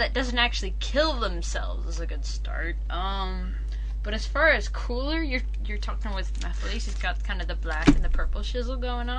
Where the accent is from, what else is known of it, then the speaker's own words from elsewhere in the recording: United States; moved away; I'm American.